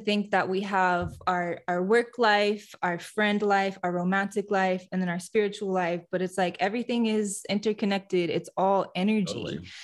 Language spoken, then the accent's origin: English; Fenton, Michigan, United States; moved away; also born or lived in Houston; My hometown is in Fenton, Michigan, which is a suburb of Flint, Michigan